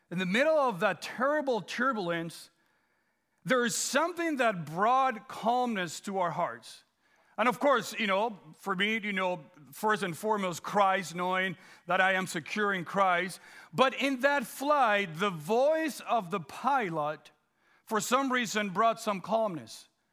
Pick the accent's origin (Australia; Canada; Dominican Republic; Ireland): Dominican Republic; moved away; also born or lived in Guam; growing up in the Dominican Republic